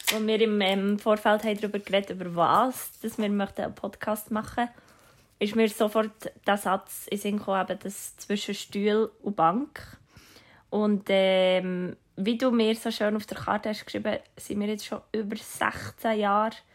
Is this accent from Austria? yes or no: no; Bern, Switzerland; ich bin eine Berner Singer-Songwriter und Schauspielerin